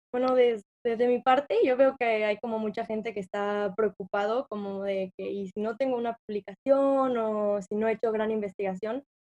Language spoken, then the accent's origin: Spanish; Mexico; moved away as an adult; now in United States; nosotros siendo mexicanos